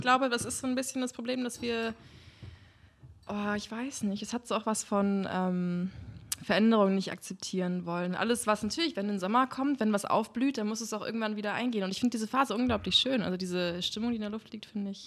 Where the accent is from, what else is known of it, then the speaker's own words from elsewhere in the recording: Germany; now in Berlin, Germany; da, wo ich herkomme, das ist zwischen Göttingen und Kassel